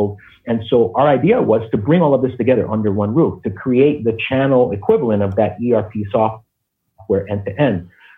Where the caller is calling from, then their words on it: Jersey City, New Jersey, United States; Well, I'm calling you from Zift headquarters in Jersey City, New Jersey.